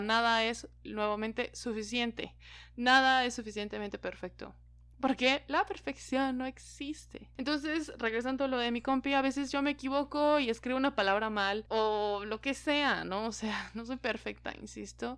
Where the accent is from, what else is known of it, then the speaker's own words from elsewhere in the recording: Mexico; como mexicanos, latinos